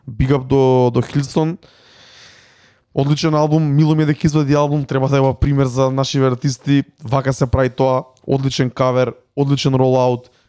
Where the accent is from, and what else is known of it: North Macedonia